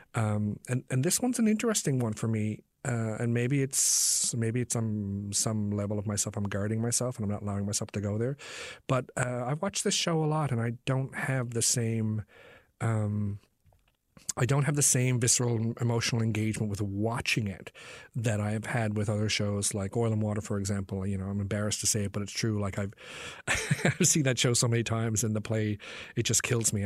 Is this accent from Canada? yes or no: yes; Newfoundland and Labrador, Canada; this place that I'd grown up in.